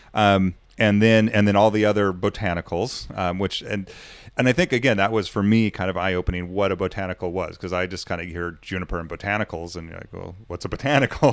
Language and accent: English; United States; I'm American